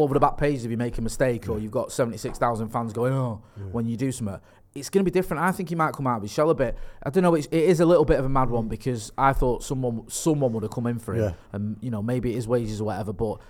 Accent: Eccles, North West England, United Kingdom; also born or lived in Stretford / Partington; I'm from Eccles. I've lived in Stretford. Yeah. I've lived in Stretford. I've lived in Ermsel. I've lived in Partington.

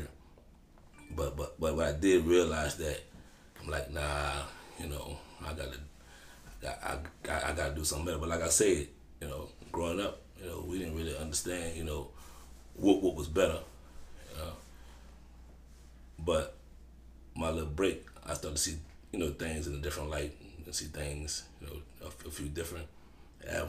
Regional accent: New Orleans, Louisiana, United States; I'm from the Ninth Ward Desire housing project.

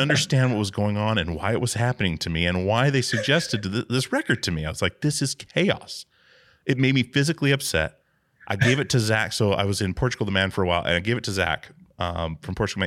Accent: Alaska, United States; growing up in Alaska

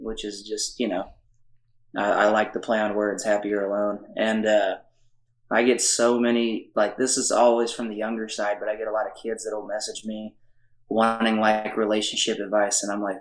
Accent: South Texas, United States; I grew up in South Texas

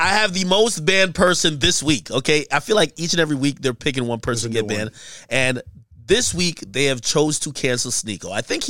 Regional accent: Jamaica; Yeah, I'm Jamaican.

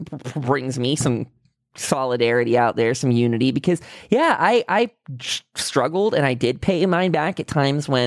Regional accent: United States; as an American

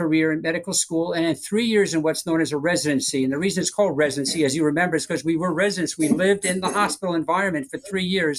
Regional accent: Long Island, New York, United States; moved away as an adult; now in Florida, United States; I grew up in Long Island and a Mets fan

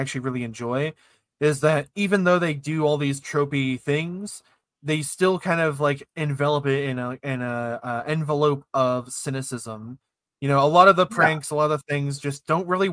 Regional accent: Ohio, United States; I'm from Ohio

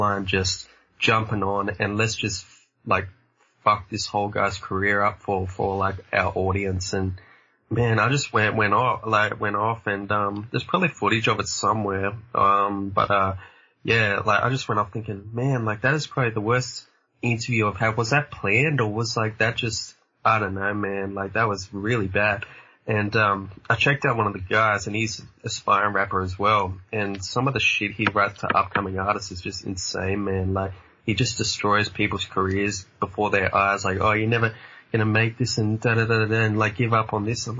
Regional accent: Australia; I'm like Australia

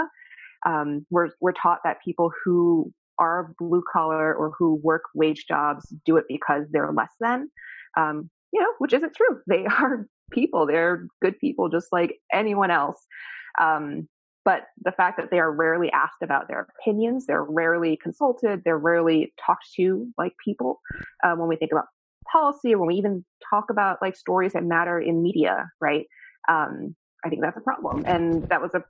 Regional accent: New York City, New York, United States; I grew up in just around New York, right? In the city

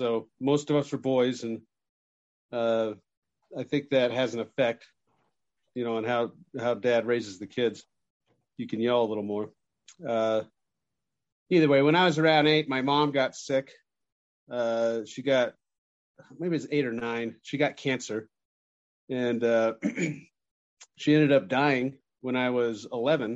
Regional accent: just outside of Salt Lake City, Utah, United States; I grew up in Utah, just outside of Salt Lake City

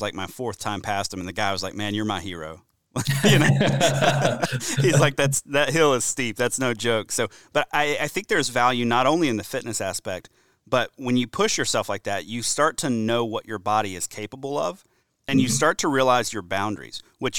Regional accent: Deep South, United States; I grew up hunting in the Deep South. I moved to, I hunted Alabama, I hunted Louisiana, I hunted Georgia before I ever moved north.

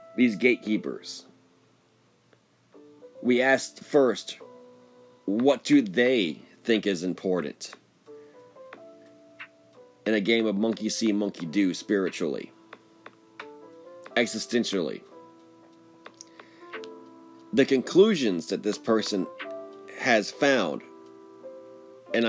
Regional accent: United States; As an American, as a Westerner, as a modern man.

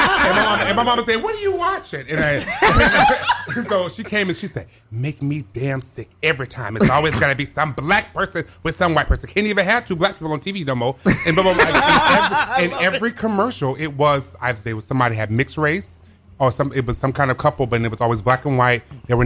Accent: the South, United States; moved away; I'm from the South

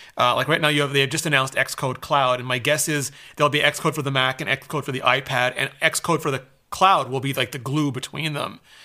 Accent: Canada; I'm Canadian

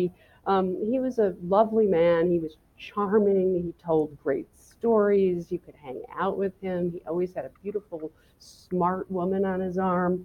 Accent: New York, United States; I grew up in Manhattan

